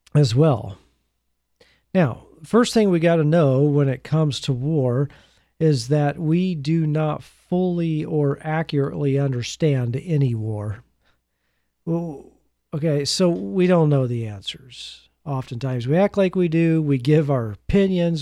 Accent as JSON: {"language": "English", "country": "United States", "said": "as an American"}